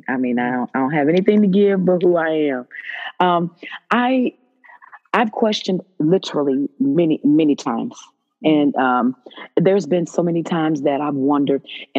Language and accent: English; Dayton, Ohio, United States; moved away as an adult; now in Dallas, United States; Yes, I'm from Dayton.